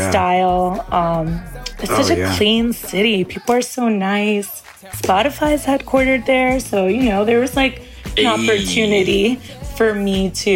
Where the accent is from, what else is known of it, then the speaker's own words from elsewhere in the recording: Miami, Florida, United States; moved away as an adult; also born or lived in New Jersey; now in New York, United States; I was raised in Miami